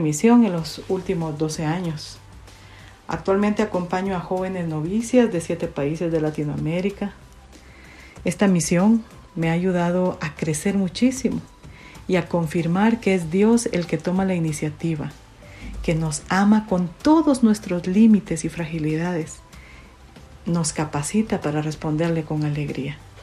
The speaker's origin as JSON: {"language": "Spanish", "town": "San José Pinula", "region": "Guatemala Department", "country": "Guatemala", "tie": "born or raised there", "also_born_or_lived": "Costa Rica", "said": "Nací en San José Pinula, Guatemala"}